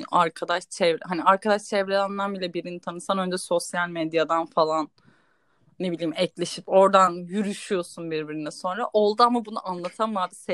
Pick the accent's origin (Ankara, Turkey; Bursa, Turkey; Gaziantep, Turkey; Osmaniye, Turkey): Bursa, Turkey; İnegöl; İnegöllüyüz. Babam orada. Hemen babam da bayılır İnegöl'ü söyleme. İnegöllüyüz.